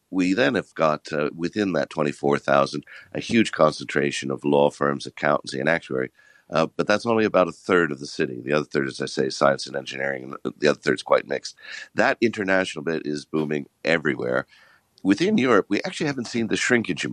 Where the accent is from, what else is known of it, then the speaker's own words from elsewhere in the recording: United States; also born or lived in United Kingdom; now in London, United Kingdom; as well as being the first American-born, I'm the first Italian, and I'm actually an Irish citizen